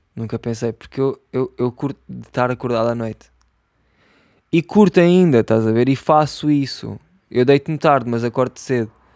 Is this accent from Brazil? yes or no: no; Setúbal, Portugal; accent: Setúbal; eu sou de Setúbal e aqui em Setúbal